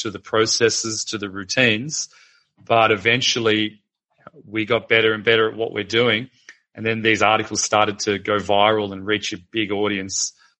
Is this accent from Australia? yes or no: yes; Melbourne, Victoria, Australia; I'm from Melbourne in Australia